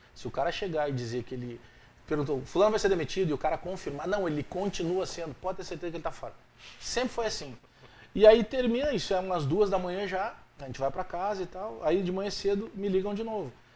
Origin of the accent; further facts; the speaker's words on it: Restinga, Rio Grande do Sul, Brazil; eu fui criado na Restinga